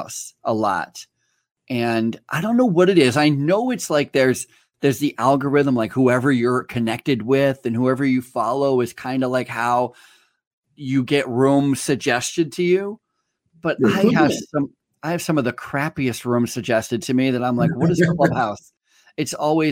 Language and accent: English; Vermont, United States; moved away; I grew up in Vermont